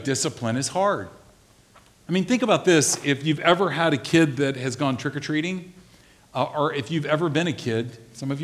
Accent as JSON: {"language": "English", "region": "the South", "country": "United States", "tie": "born or raised there", "said": "I grew up in the South"}